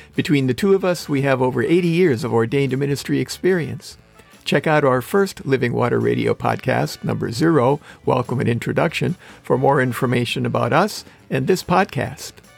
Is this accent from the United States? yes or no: yes; Manitowoc, Wisconsin, United States; moved away as an adult; When I came back to my hometown in Manitowoc, Wisconsin, after my first year of college